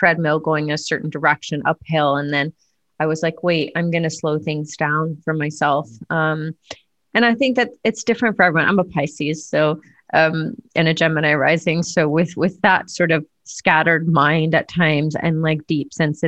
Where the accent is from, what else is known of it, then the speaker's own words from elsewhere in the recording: United States; growing up as an American